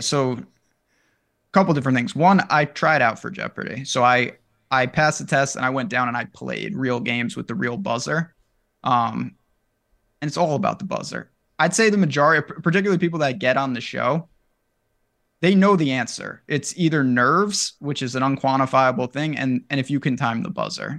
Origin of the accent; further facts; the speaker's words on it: New York, United States; I'm from New York